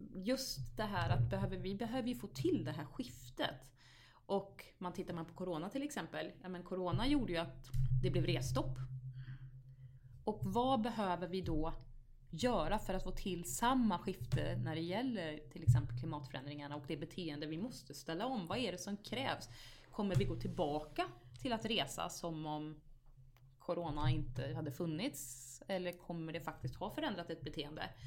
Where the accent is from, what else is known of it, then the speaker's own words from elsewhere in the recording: Vargön, Västra Götaland, Sweden; moved away as an adult; also born or lived in Vänersborg; now in Stockholm, Sweden; Jag växte ju upp där och det var, det var en fantastisk uppväxt